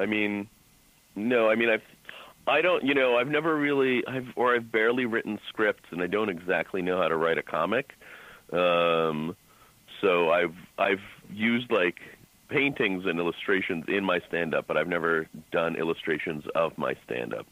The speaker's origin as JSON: {"language": "English", "town": "Boston", "region": "Massachusetts", "country": "United States", "said": "I'm from Boston"}